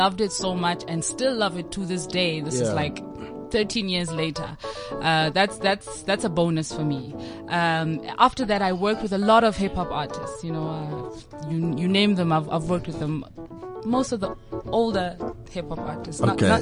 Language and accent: English; Pretoria and Johannesburg, Gauteng, South Africa; also born or lived in Mafikeng, North West, South Africa; raised in between Pretoria and Johannesburg